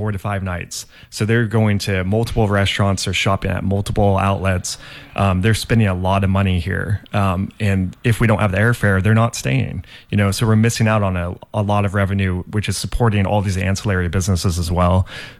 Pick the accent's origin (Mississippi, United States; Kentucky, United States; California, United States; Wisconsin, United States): California, United States; Mount Shasta; born there; Nice. I was born in Mount Shasta.